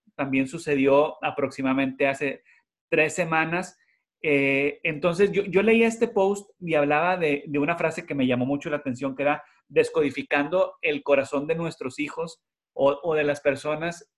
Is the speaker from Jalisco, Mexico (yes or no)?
no; Monterrey, Nuevo León, Mexico; now in Houston, United States; nosotros somos de Monterrey